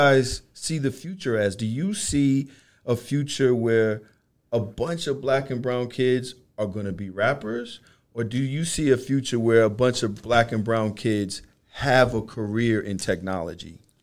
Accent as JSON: {"language": "English", "town": "New York City", "region": "New York", "country": "United States", "said": "I'm from Brooklyn as well"}